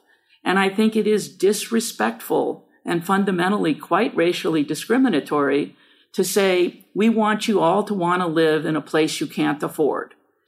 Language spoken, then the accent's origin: English; San Francisco Bay Area, California, United States; I was born in San Francisco and so is my son. I wanted to work there from the time I was a little girl on the outskirts of the Bay Area.